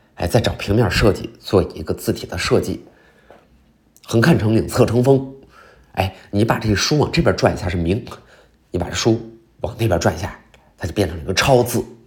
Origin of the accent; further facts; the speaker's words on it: Qiqihar, Heilongjiang, China; moved away; 我老家呢叫紫街哈尔，就是哈尔滨边儿上也没有那么远